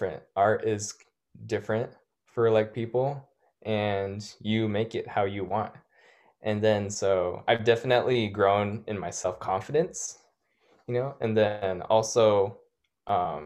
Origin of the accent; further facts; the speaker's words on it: National City, California, United States; I remember growing up in National City in South San Diego